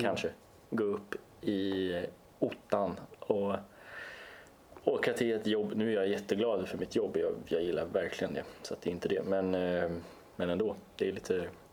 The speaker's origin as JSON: {"language": "Swedish", "town": "Östersund", "region": "Jämtland", "country": "Sweden", "tie": "born or raised there", "said": "nu ska jag försvara min hemstad. Jag är född i Östersund"}